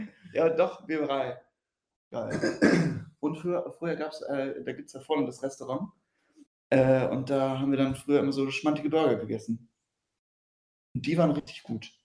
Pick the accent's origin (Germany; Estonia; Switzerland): Germany; Riedberg, North Rhine-Westphalia; ich komme aus Riedberg, so das Schützenfest halt und Karneval das Größte.